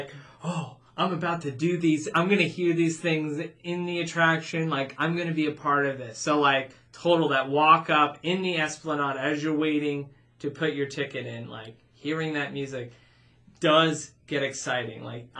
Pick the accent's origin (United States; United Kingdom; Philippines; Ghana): United States; Arizona; We're from Arizona.